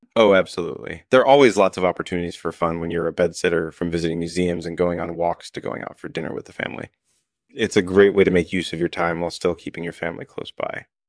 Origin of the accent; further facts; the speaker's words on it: United Kingdom; I was born and raised in the U K.